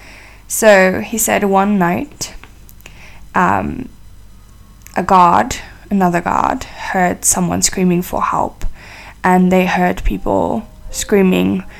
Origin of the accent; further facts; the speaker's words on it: South Africa; I'm from South Africa